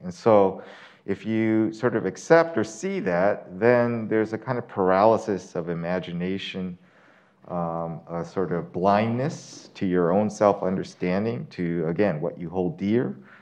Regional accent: Oakland, California, United States; moved away as an adult; also born or lived in New York City; now in Utah, United States; I grew up in Oakland, California

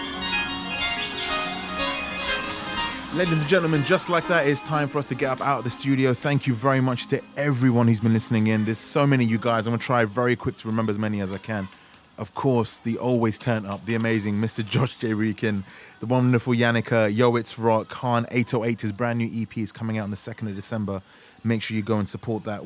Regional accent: England, United Kingdom; we're English

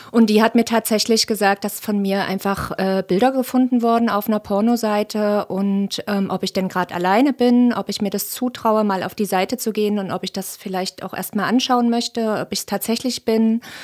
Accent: Leipzig, Saxony, Germany; ich bin 38 und auch gebürtige Leipzigerin

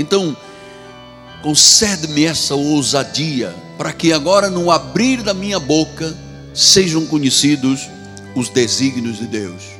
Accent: Luanda, Luanda Province, Angola; moved away; Eu sou africano, de Angola, de Luanda

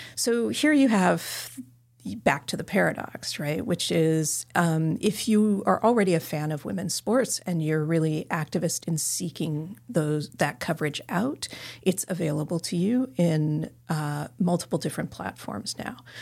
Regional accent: Carbondale, Illinois, United States; now in Southern California, United States; my hometown arena in Carbondale, Illinois

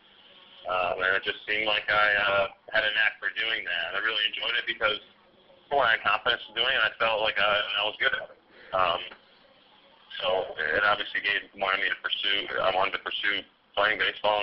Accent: upstate New York, United States; in upstate New York, where I grew up.

